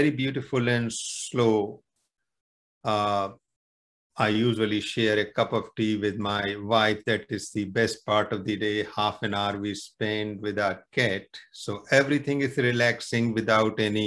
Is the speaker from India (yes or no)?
yes; near the Himalayas, northern India, India; moved away as an adult; now in Canada; originally I am from India, northern India, very close to the Himalayas. And I'm settled now in Canada